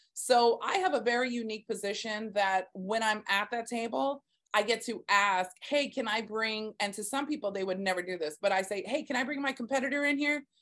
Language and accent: English; Texas, United States; now in Staten Island, United States; I'm actually from Texas, born and raised